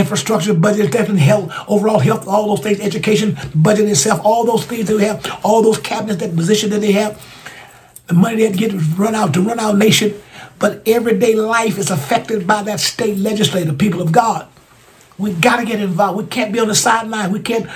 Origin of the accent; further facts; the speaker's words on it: Alabama, United States; Alabama, my home state. My home state of Alabama